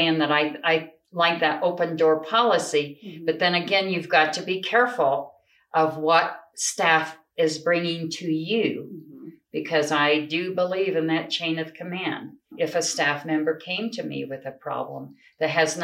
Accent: Rangely, Colorado, United States; also born or lived in Grand Junction, Colorado; growing up here

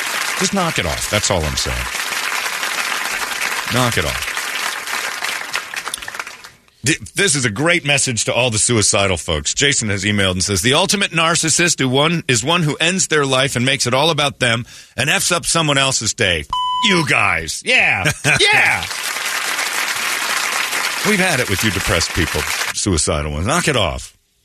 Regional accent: United Kingdom; I smell fags. I'm British.

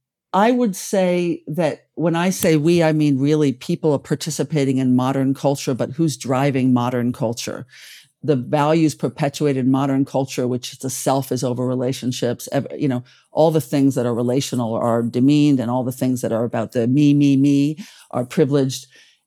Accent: Paris, Île-de-France, France; born there; also born or lived in China / United Arab Emirates; I've lived in China for many years. Abu Dhabi in the United Arab Emirates, you know, in Europe. I was born in Paris.

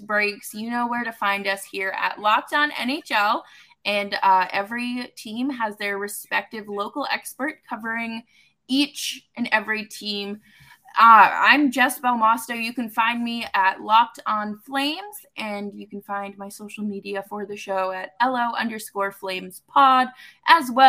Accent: Massachusetts, United States; my home state

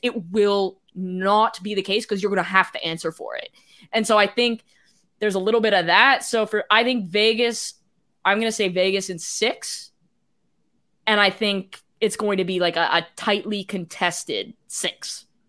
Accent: Canada; I'm Canadian

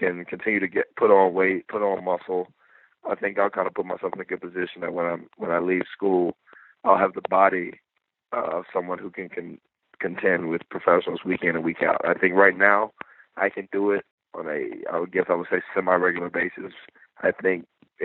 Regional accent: Atlanta, Georgia, United States; my hometown of Atlanta

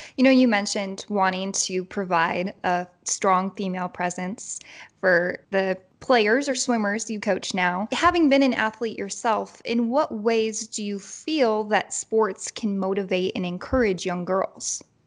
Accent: Chicago, Illinois, United States; moved away; chicago which is where i'm from

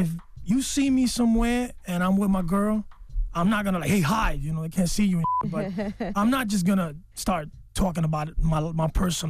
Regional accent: New York City, New York, United States; my mother's Puerto Rican, my dad is Dominican, and I was born and raised in the Bronx.

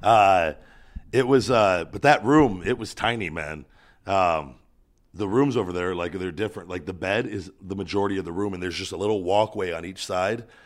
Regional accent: Las Vegas, Nevada, United States; "Oh, where are you from?" And I, and I go, "Las Vegas."

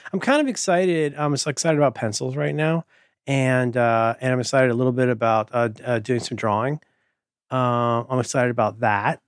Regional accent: Ohio, United States; moved away; growing up in Ohio

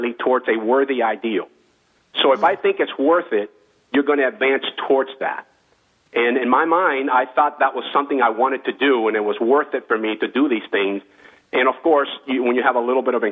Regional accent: West Palm Beach, Florida, United States; also born or lived in Cuba; here in West Palm Beach, Florida. That's where I kind of grew up

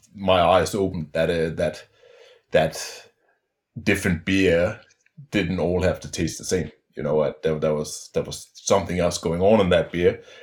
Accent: Denmark; moved away as an adult; also born or lived in Melbourne, Australia / Perth, Australia; I'm from Denmark originally.

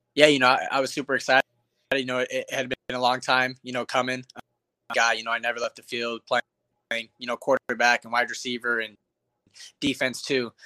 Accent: Tucson, Arizona, United States; I'm from Tucson. So, you know, from the time I was born to the time I was 14, I, I never missed a home game

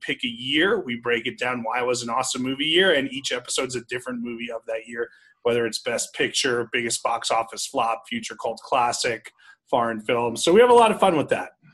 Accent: New Jersey, United States; now in Las Vegas, United States; I grew up in New Jersey

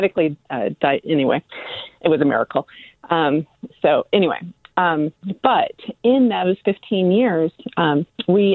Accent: Midwest, United States; now in Redwood City, United States; I'm originally from the Midwest

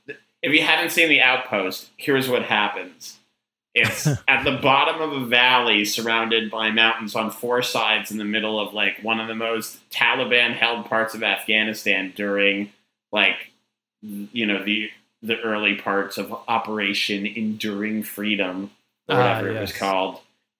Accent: Boston, Massachusetts, United States; And there's one near where I grew up in Boston that was, this guy inherited a patch of land that was too small to live on.

